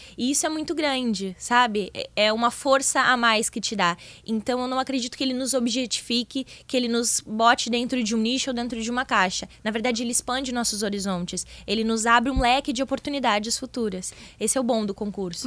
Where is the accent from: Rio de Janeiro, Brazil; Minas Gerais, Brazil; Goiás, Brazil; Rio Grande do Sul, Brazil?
Rio Grande do Sul, Brazil; Rio Grande; sou de Rio Grande, litoral sul